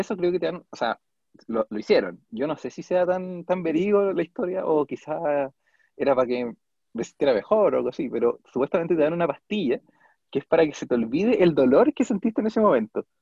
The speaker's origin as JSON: {"language": "Spanish", "town": "Puente Alto", "region": "Santiago Metropolitan Region", "country": "Chile", "said": "soy de Puente Alto"}